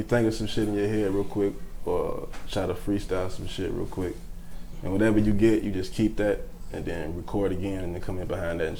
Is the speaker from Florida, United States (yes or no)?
no; Louisville, Kentucky, United States